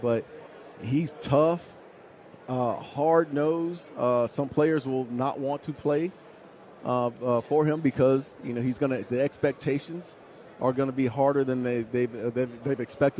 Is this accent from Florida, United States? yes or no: no; Phoenix, Arizona, United States; So I'm from the Valley anyway, right? So I'm from Phoenix